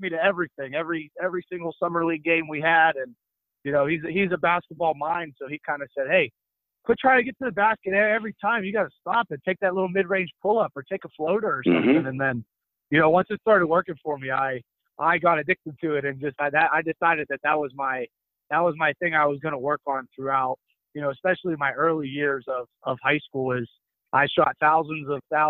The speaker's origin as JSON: {"language": "English", "town": "Murrysville", "region": "Pennsylvania", "country": "United States", "tie": "born or raised there", "also_born_or_lived": "Spain", "moved": "as an adult", "said": "I'm a Pittsburgh kid. I'm from Murrysville, Pennsylvania. Grew up, played high school basketball at Franklin Regional in Western PA"}